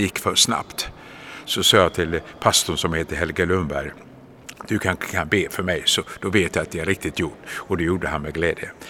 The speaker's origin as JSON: {"language": "Swedish", "town": "Gothenburg", "region": "Västra Götaland", "country": "Sweden", "tie": "born or raised there", "said": "jag hade glädjen att få växa upp och födas i den vackra staden Göteborg"}